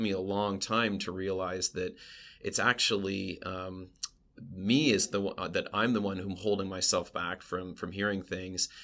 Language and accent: English; West Coast, United States; moved away as an adult; now in Pennsylvania, United States; I'm from the West Coast